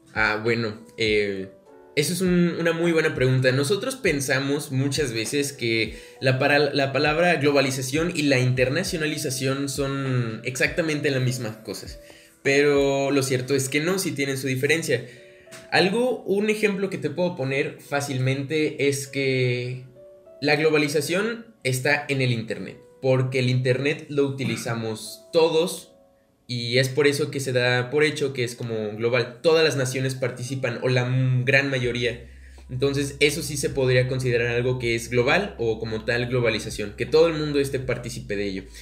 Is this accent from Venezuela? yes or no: no; Mexico; soy mexicano